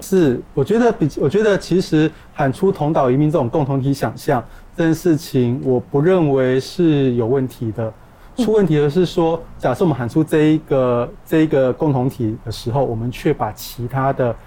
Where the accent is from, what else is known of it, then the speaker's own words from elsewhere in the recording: Kaohsiung, Taiwan; 我们高雄人